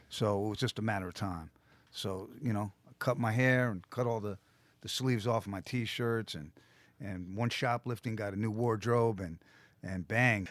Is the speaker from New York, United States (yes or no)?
yes; New York City, New York, United States; I grew up in Manhattan